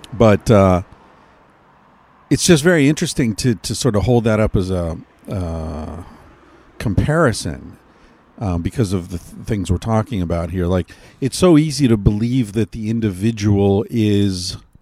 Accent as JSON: {"language": "English", "country": "United States", "said": "I'm American"}